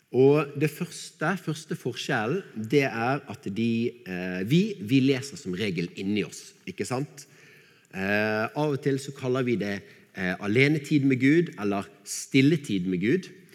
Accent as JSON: {"language": "Norwegian", "town": "Bergen", "region": "Vestland", "country": "Norway", "accent": "Bergen dialect", "said": "så jeg måtte file ned dialekten min så mye som mulig"}